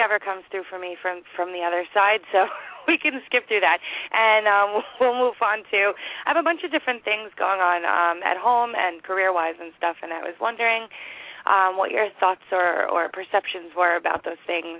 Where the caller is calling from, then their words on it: Long Island, New York, United States; I'm calling from Long Island, New York.